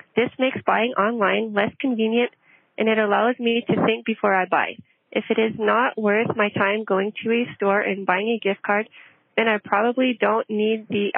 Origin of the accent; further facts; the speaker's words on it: Cochrane, Ontario, Canada; I'm from Cochrane, Ontario.